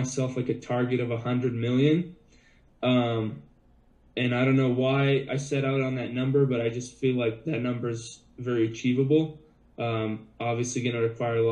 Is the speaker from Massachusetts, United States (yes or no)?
yes; Boston, Massachusetts, United States; I grew up as a little kid in Boston